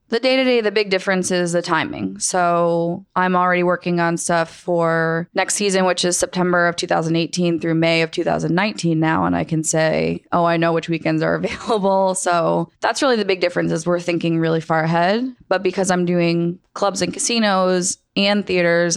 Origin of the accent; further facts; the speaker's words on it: Rhode Island, United States; moved away as an adult; also born or lived in Syracuse, New York; now in Los Angeles, United States; I grew up in Rhode Island